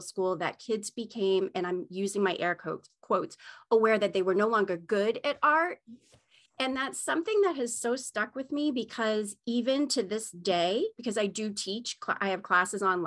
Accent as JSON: {"language": "English", "region": "Maine", "country": "United States", "tie": "born or raised there", "said": "I grew up in Maine"}